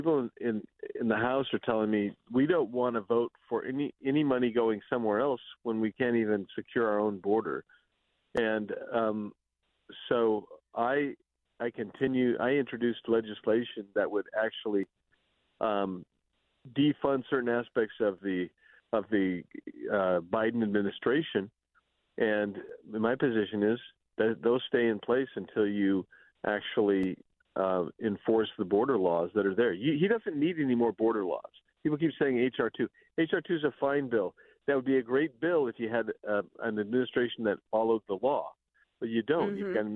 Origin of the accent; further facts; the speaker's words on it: Arizona, United States; my home state of Arizona.